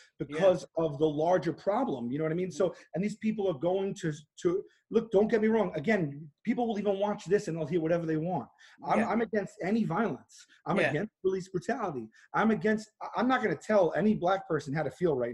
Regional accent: New York City, New York, United States; I grew up in Staten Island, which is largely conservative

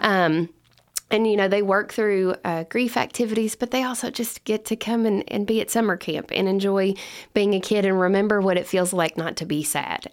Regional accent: Lebanon, Kentucky, United States; I'm originally from Lebanon, Kentucky, and that's where my family and I live today

